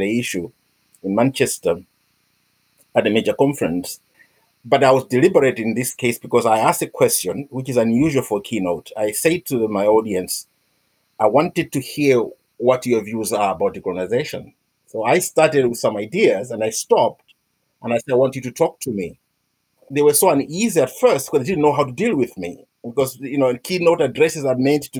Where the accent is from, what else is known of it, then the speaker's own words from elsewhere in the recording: Malawi; moved away as an adult; now in Scotland, United Kingdom; I'm from Malawi, but I've been living and working in Scotland for 18, 20 years now, probably.